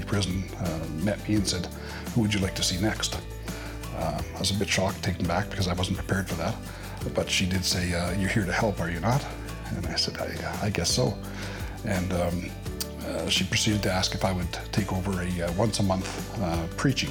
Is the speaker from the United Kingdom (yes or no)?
no; Regina, Saskatchewan, Canada; I'm from Regina, Saskatchewan.